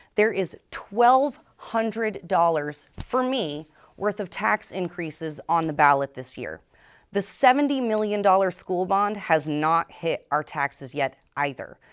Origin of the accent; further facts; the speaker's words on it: Vermont, United States; moved away; was born and raised in Vermont, educated here at Champlain College